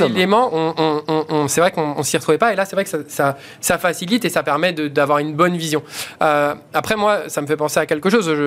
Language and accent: French; Vitry-sur-Seine, Île-de-France, France; j'ai grandi à Vitry-sur-Seine